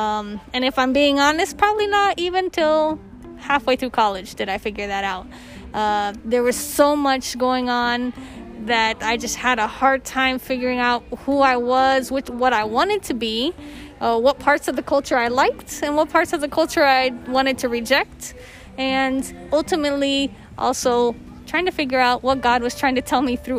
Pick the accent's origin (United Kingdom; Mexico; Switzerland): Mexico; also born or lived in Costa Rica / Ecuador / United States; now in Brazil; I grew up in Latin America. I grew up in Mexico and Costa Rica and Ecuador. Went to the U.S. only for college.